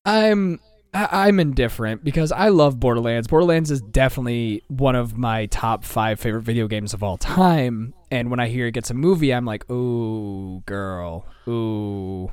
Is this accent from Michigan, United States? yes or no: yes; Michigan, United States